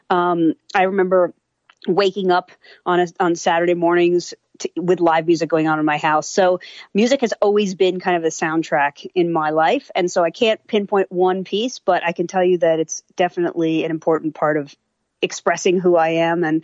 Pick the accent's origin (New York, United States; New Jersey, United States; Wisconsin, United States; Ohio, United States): New York, United States; born there; I grew up in a lot of different places. Actually, I was born in New York and lived in a lot of different places.